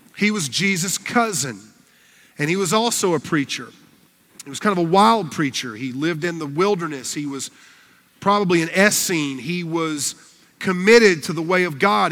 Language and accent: English; Fountain Inn, South Carolina, United States; I'm from Fountain Inn, South Carolina, and I grew up on a farm